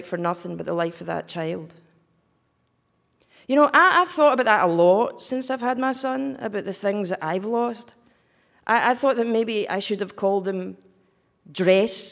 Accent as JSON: {"language": "English", "region": "Scotland", "country": "United Kingdom", "accent": "Scottish", "said": "So this accent is Scottish"}